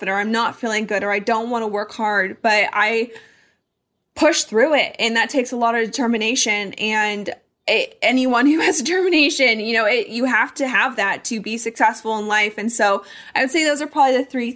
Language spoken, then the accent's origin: English; Colorado, United States; now in Arizona, United States; I grew up in Colorado. That's home for me.